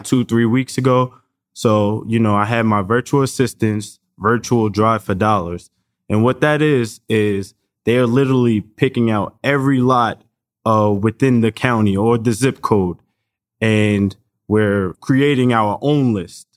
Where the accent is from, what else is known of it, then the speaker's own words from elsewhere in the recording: New York, United States; we come from New York